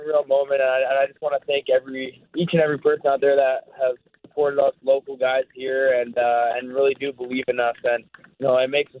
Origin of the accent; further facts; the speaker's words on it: Winnipeg, Manitoba, Canada; playing for my hometown team